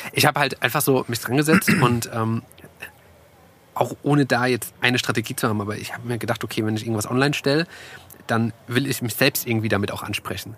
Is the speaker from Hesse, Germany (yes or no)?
yes; Groß-Gerau, Hesse, Germany; moved away as an adult; now in Frankfurt, Germany; Also ich komme aus der Nähe von Frankfurt, äh, aus Groß-Gerau und bin eigentlich nur so ein, so ein paar Meter quasi weitergesprungen äh, vor über zehn Jahren